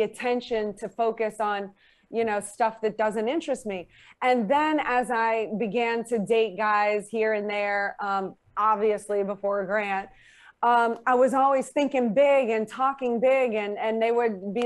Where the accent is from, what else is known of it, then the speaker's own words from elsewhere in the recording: New Orleans, Louisiana, United States; as a teenager in New Orleans